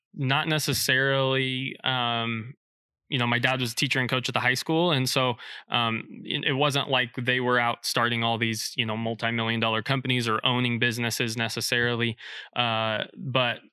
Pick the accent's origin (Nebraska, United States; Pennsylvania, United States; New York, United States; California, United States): Nebraska, United States; Blair; moved away as an adult; now in Lincoln, United States; originally from Blair, Nebraska. So just north of Omaha, my dad was a teacher and coach there at the high school